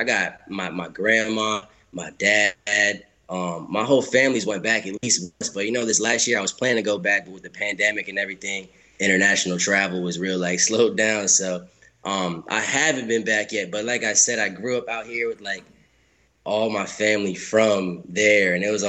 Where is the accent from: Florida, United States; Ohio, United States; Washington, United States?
Florida, United States; Sarasota; also born or lived in New York; So I'm like first generation Cape Verdean. So I grew up in Sarasota, Florida